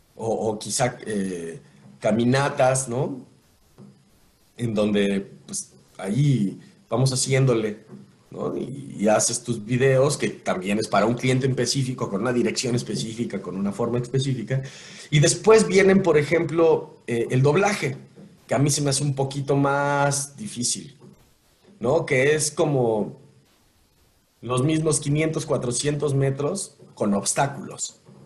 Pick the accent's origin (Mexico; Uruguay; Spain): Mexico; Y como presidente es un trabajo que le otorgamos a una persona como mexicanos para que haga lo que promete